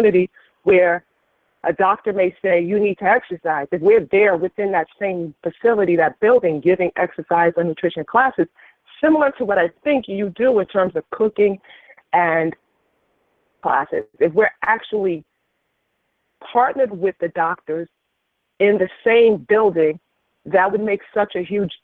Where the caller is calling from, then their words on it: West Haven, Connecticut, United States; I'm calling from West Haven, Connecticut